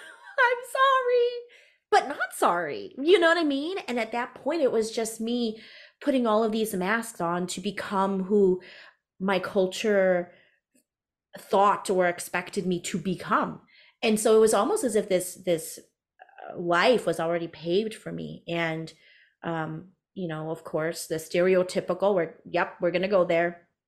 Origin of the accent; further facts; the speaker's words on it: United States; So I am Hmong American, first generation born American, first generation entrepreneur.